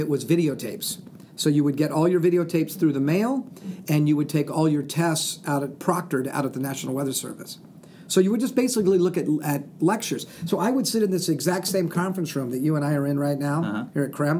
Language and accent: English; Southern California, United States; now in Spokane, United States; I'm from Southern California